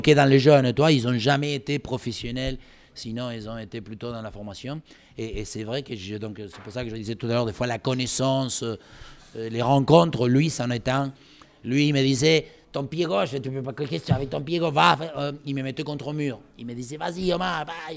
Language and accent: French; Olavarría, Buenos Aires Province, Argentina; French is a second language; moved away as an adult; also born or lived in Paris, France / Tours, France; now in France; Je viens de Olavarria, c'est à 500 km de Buenos Aires, où dans les années 50, euh, euh, il y avait donc que des pâturages